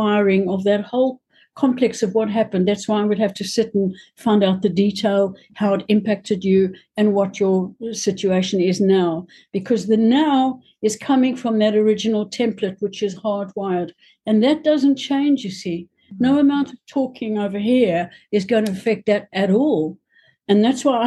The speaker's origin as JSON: {"language": "English", "country": "South Africa", "said": "I come from South Africa"}